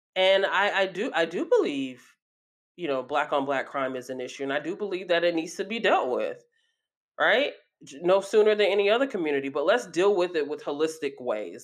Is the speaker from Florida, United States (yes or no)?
no; Athens, Georgia, United States; my hometown, uh, Athens, Georgia, a very small town